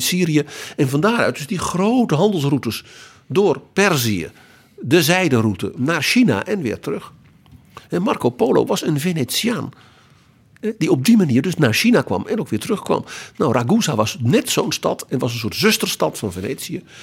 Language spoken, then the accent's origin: Dutch; Netherlands; dat wij als Nederlanders, de Nederlanden, daar ook toe hoorden